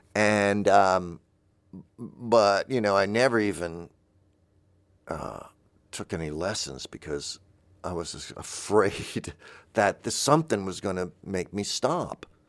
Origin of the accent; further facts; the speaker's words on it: the South, United States; I'm from the South